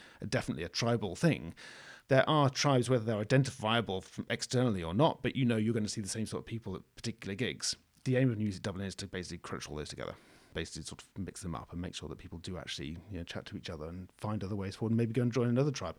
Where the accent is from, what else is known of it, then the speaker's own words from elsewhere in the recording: Scotland, United Kingdom; Because, of course, I come from Scotland, right? So, you know, there's things like snowplows and people don't really care too much about the snow.